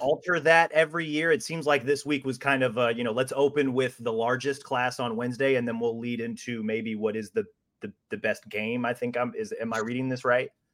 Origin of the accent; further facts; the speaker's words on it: Kansas City, Missouri, United States; moved away; also born or lived in Iowa; I'm originally from Kansas City